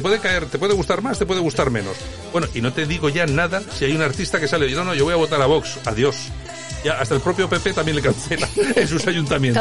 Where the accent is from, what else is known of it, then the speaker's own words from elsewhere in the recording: Spain; nosotros como españoles